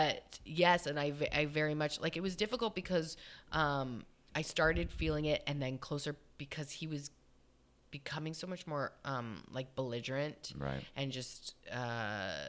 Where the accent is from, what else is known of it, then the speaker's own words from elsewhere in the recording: Canada; we're both from Canada.